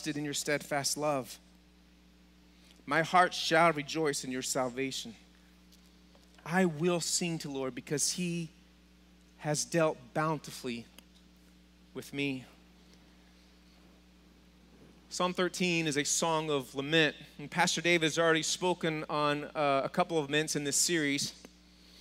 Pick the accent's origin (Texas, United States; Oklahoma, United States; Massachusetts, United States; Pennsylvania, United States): Texas, United States; Being from Texas